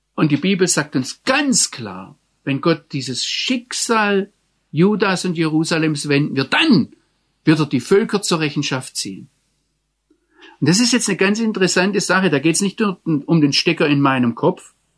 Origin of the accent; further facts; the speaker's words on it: Germany; als Deutscher